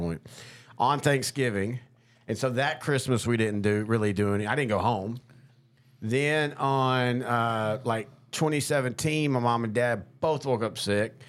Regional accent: Marshall, Texas, United States; my parents have always been in Marshall, my hometown

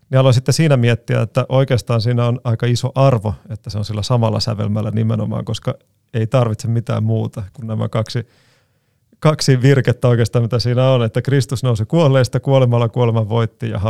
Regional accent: Greece; meillä Kreikassa sitten pääsiäis sunnuntain, iltapäivänä, kun luetaan evankeliumista, niin luetaan monella eri kielellä

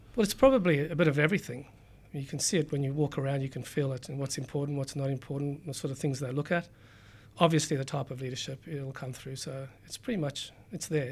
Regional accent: South Africa; moved away as an adult; also born or lived in Cape Town / United Kingdom; now in Sydney, Australia; I grew up in South Africa, um, went through school there, did uni, um, went to University of Cape Town

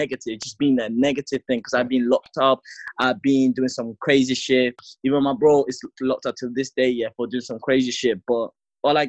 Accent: London, United Kingdom; also born or lived in Africa; I was born in Africa, and then I moved to London because of like war shit that's going on. So I've been living in London for like 7 to 8 years

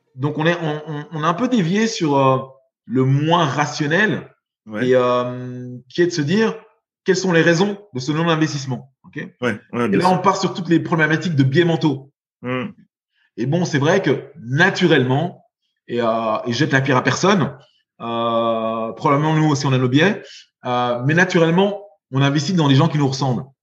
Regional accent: Belgium; j'ai été élevé, j'ai grandi en Belgique

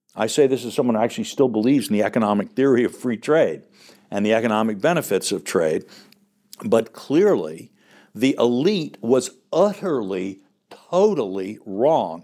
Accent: United States; I'm speaking as an American

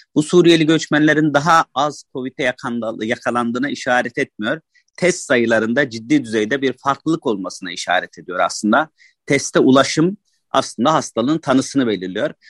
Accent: Turkey; Annem babam burada doğmuş, ben burada doğmuşum. Bu yüzden yerliyim.

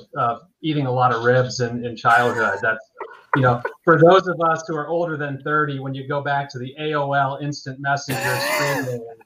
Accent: Tampa, Florida, United States; also born or lived in San Francisco area; now in San Francisco, United States; I'm from Tampa, but now live in the San Francisco area

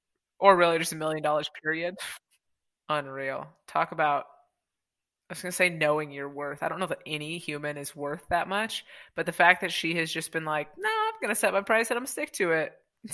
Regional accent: United States; being American

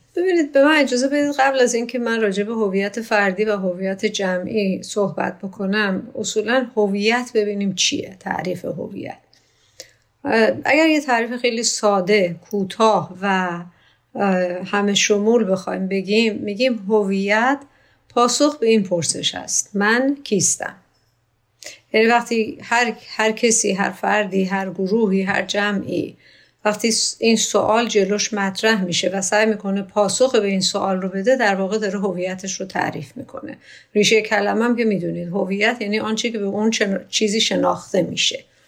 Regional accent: Iran; من ایرانی هستم

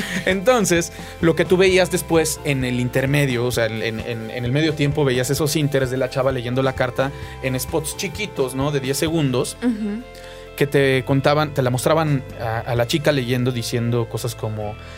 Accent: Mexico; also born or lived in Buenos Aires, Argentina; vengo de México y estoy buscando trabajo

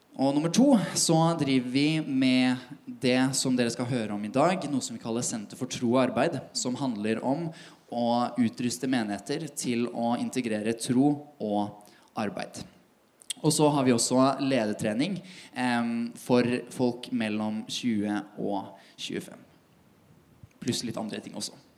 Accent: Tønsberg, Vestfold, Norway; now in Oslo, Norway; kommer fra Tønsberg

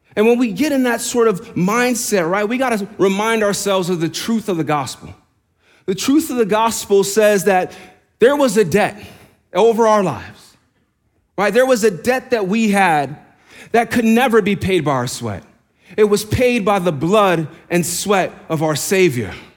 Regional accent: New York, United States; accent: New York; moved away; I'm from New York. I'm from New York. See, the accent came out there.

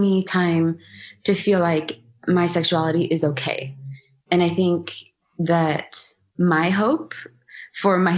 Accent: Seattle, Washington, United States; I am from the Seattle area.

